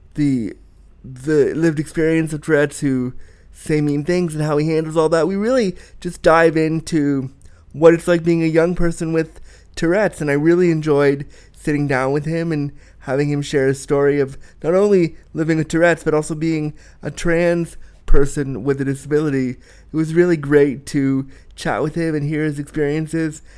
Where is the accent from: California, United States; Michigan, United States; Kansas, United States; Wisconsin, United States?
California, United States; Orange County; I was born in Orange County back in the day.